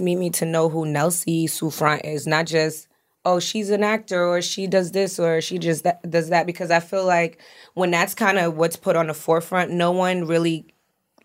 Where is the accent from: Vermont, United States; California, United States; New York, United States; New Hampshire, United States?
New York, United States; Long Island; I'm born and raised on Long Island, New York